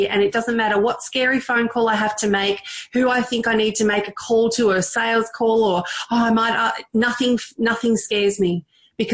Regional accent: Victoria, Australia; also born or lived in Thailand; I'm Indian, born in Thailand and grew up in Australia from the age of 4

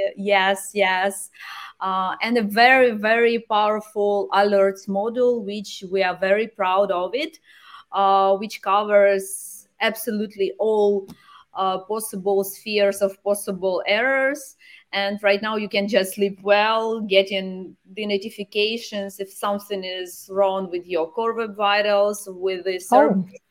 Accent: Dnipro, Dnipropetrovsk Oblast, Ukraine; my home city is Dnipro

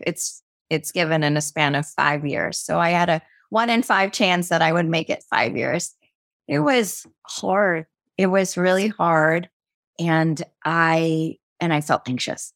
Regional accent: United States; I was born and raised in the States

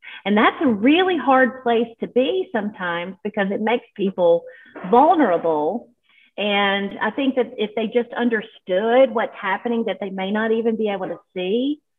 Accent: West Tennessee, United States; I grew up in the South in West Tennessee in a family that a lot of racism in the family history and in the area.

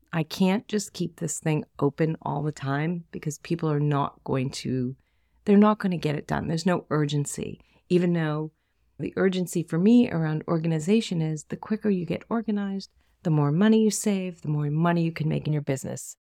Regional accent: Boston, Massachusetts, United States; accent: Boston; That's my Boston accent

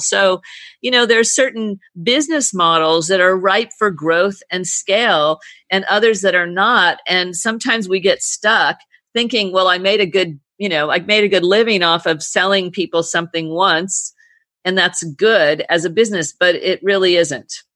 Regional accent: California, United States; moved away as an adult; now in British Virgin Islands; I come from California

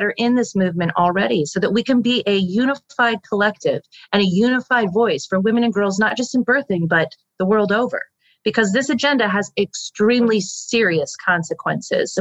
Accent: United States; the status that we hold as American women

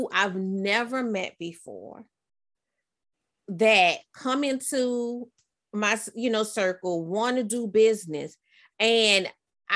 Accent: New Orleans, Louisiana, United States; we're both from New Orleans.

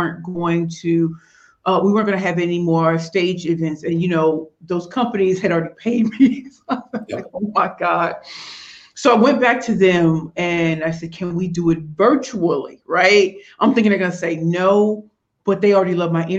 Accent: United States; I'm American in Canada

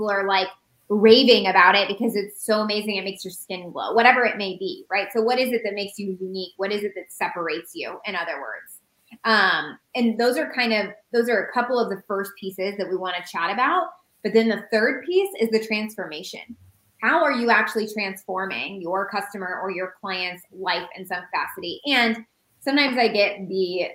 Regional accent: Indiana, United States; moved away as an adult; also born or lived in Phoenix, Arizona; We used to live in Phoenix. We're from Indiana. We moved to Phoenix 2 years ago

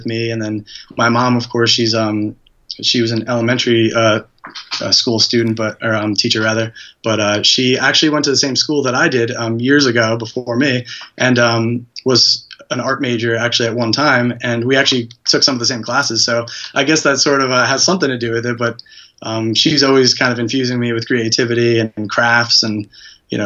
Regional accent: Hudson Valley, New York, United States; I'm from New York, the Hudson Valley area, which is roughly an hour north of the city

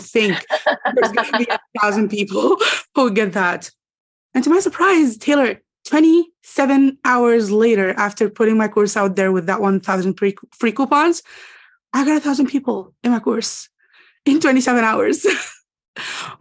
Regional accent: Egypt; English is a second language; I'm from Egypt

